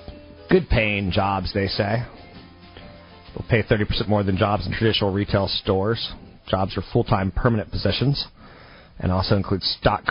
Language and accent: English; California, United States; I'm Californian